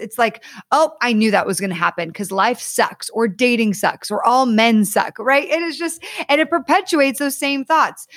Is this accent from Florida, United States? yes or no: no; Connecticut, United States; also born or lived in Ohio / Texas / Southern California; now in California, United States; I actually grew up in Connecticut